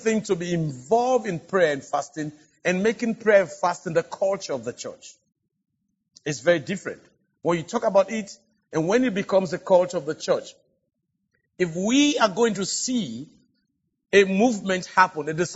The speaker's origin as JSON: {"language": "English", "country": "Sierra Leone", "said": "Because I come from Africa, and especially from West Africa"}